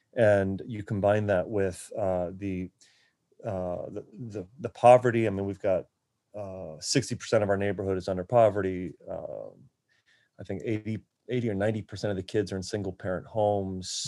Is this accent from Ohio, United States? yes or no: yes; Akron, Ohio, United States; also born or lived in Florida; now in Baltimore, United States; I'm from Akron, Ohio, originally